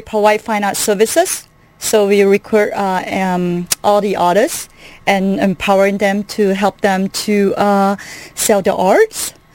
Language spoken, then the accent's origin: English; Kuala Lumpur, Malaysia; moved away as an adult; now in United States; originally from Kuala Lumpur, Malaysia